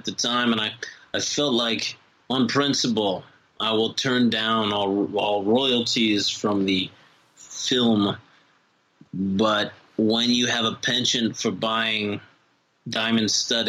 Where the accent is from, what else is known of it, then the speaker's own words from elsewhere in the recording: Kentucky, United States; I'm from Kentucky.